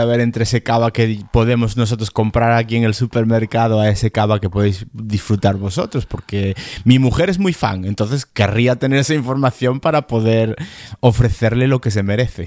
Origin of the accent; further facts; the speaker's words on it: Galicia, Spain; yo me siento principalmente gallego. Principalmente gallego.